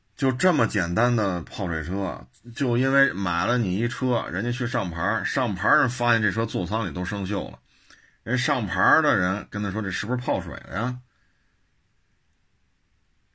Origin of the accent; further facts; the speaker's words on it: Beijing, China; 我们生在这儿，长在这儿的这些北京人